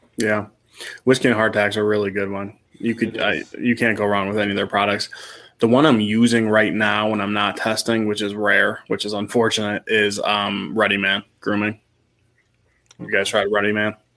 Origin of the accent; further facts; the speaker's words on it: Cleveland, Ohio, United States; born and raised in the Cleveland area